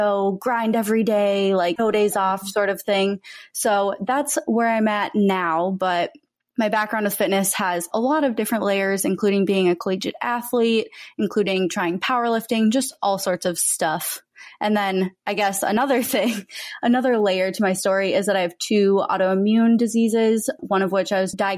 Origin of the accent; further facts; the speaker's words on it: Minnesota, United States; also born or lived in Texas; now in Los Angeles, United States; I was born and raised in Minnesota, but I currently live in Los Angeles